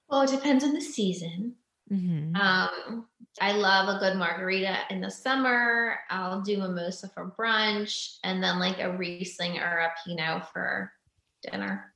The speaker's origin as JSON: {"language": "English", "region": "Pennsylvania", "country": "United States", "also_born_or_lived": "Los Angeles, California", "moved": "as an adult", "lives_now": "Franklin, United States", "said": "we're both from Pennsylvania"}